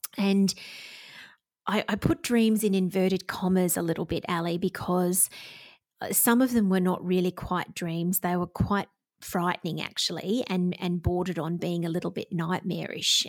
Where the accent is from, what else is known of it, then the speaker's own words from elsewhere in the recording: Victoria, Australia; Victoria, which is my home state here in Australia